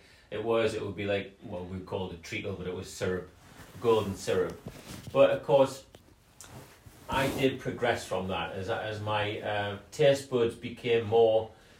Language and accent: English; North Seaton Colliery, North East England, United Kingdom; born there; You know, I was born in North Seton Colliery.